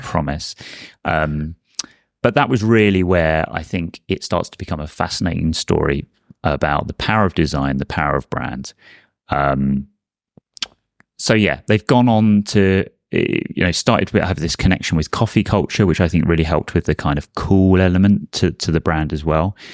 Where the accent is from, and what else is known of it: Brighton, South East England, United Kingdom; born or raised there